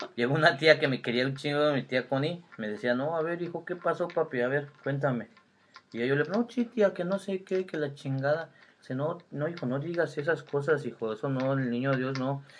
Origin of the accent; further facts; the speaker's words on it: Toluca, State of Mexico, Mexico; fue cuando llegamos a vivir al centro de Toluca y ya este, ahí nos quedamos